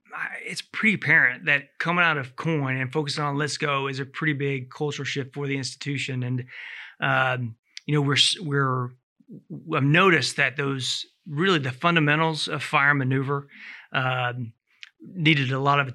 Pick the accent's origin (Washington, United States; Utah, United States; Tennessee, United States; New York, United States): Tennessee, United States; Knoxville; I grew up in Knoxville, Tennessee.